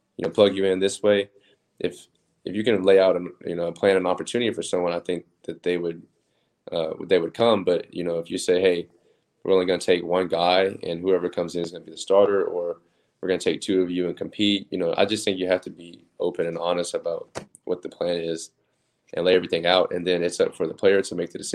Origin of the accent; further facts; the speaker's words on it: Oklahoma City, Oklahoma, United States; moved away as an adult; also born or lived in Texas; I'm from Oklahoma City, so we can get four seasons in one day in Oklahoma